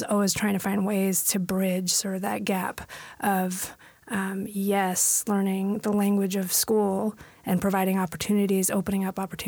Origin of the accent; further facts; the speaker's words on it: San Francisco, California, United States; moved away as an adult; now in Washington, United States; being born and raised in San Francisco